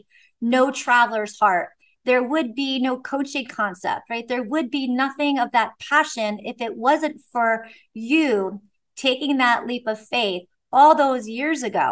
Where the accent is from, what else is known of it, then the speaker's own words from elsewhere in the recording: East Coast, United States; moved away as an adult; also born or lived in Bay Area, California; I was raised on the East Coast